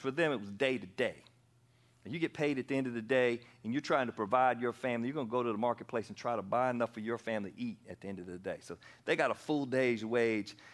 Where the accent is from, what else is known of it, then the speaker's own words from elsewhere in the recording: Anderson, South Carolina, United States; also born or lived in Pennsylvania; I moved back to South Carolina from Pennsylvania. I was born here and we moved up there for a little while and I was 10 years old